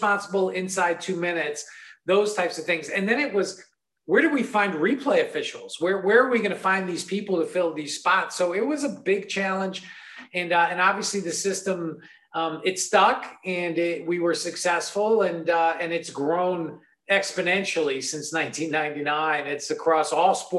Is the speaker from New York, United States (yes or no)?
yes; New York, United States; growing up in New York